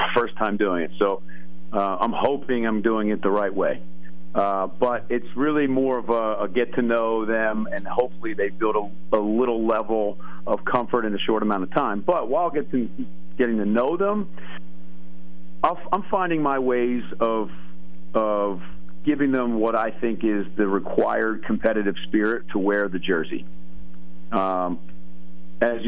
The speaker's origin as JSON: {"language": "English", "town": "Albany", "region": "New York", "country": "United States", "tie": "born or raised there", "said": "When I was born in Albany, New York, my father was the head coach at Siena."}